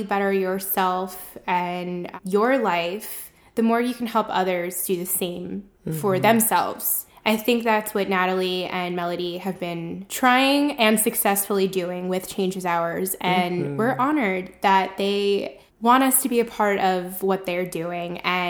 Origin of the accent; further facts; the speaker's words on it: Pembroke Pines, Florida, United States; I'm from the Miami area, Pembroke Pines, to be specific.